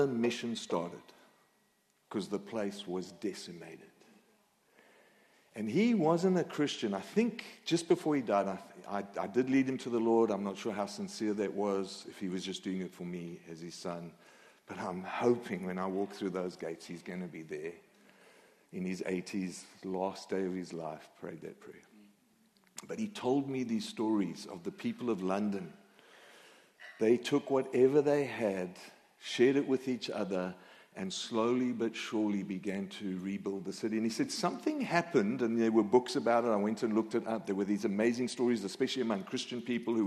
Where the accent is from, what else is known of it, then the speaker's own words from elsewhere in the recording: Australia; accent: Aussie; now in North Carolina, United States; My accent is Aussie